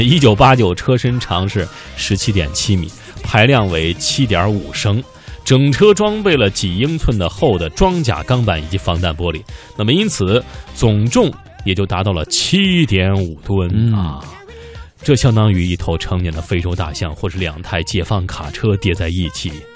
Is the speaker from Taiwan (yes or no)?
no; China; 我们中国人